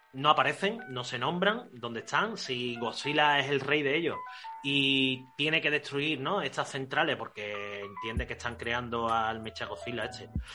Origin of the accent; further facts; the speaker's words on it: Spain; somos malos españoles